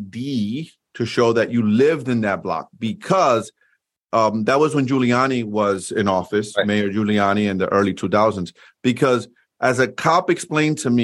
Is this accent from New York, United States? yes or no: yes; New York City, New York, United States; Growing up in Washington Heights and drug infested, crime infested neighborhood